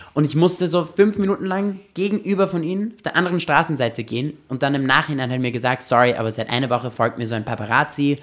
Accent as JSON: {"language": "German", "country": "Austria", "tie": "born or raised there", "also_born_or_lived": "Los Angeles", "said": "ich bin auch in Österreich aufgewachsen"}